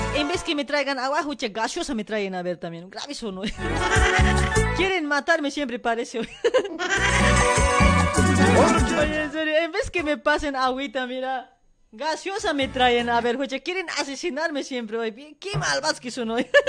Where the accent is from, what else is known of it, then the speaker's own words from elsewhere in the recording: La Paz, Bolivia; now in Argentina; paseñita, así como yo